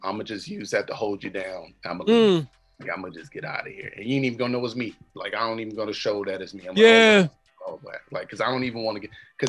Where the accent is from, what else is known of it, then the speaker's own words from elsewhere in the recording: Atlanta, Georgia, United States; moved away; I grew up in Atlanta.